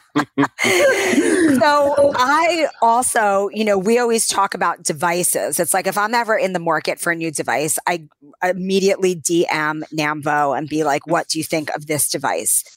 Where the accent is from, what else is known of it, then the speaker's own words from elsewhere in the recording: New York City, New York, United States; I grew up in New York City